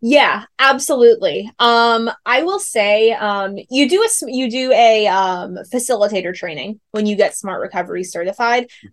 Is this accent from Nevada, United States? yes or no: no; New York, United States; moved away as an adult; now in California, United States; I'm from New York. I came out here to California from New York to um, do my program